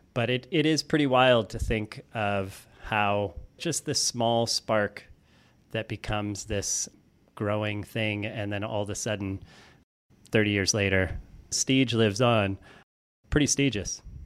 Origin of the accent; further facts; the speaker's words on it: Florissant, Missouri, United States; I grew up in Florissant, Missouri, which is a suburb of Saint Louis.